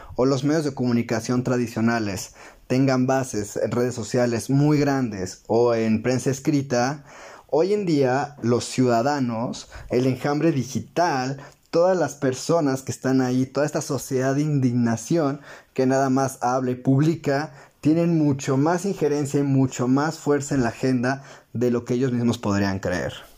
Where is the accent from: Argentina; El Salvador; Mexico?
Mexico